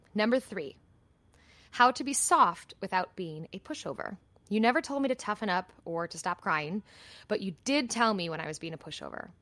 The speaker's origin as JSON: {"language": "English", "country": "United States"}